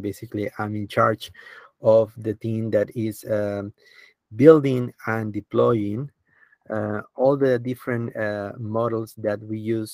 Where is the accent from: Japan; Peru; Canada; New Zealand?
Peru; moved away; I started working in my home country, Peru